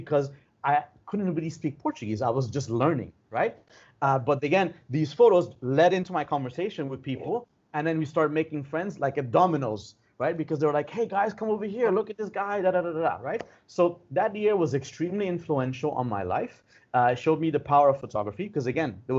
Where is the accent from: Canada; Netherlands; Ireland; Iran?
Iran; moved away; from Iran